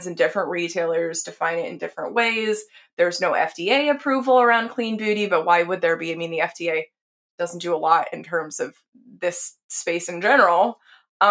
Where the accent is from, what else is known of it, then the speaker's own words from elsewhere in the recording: Texas, United States; I grew up in Texas.